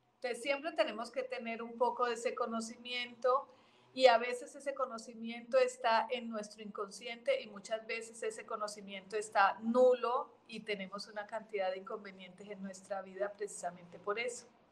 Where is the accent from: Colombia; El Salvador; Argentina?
Colombia; now in Mexico; nací en Colombia de adopción. Mi, parte eh, eh, adoptiva es México